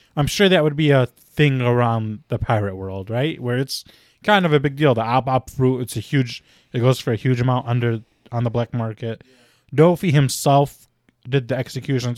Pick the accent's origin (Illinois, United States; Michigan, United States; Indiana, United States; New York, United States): Illinois, United States; Chicago; we are all from Chicago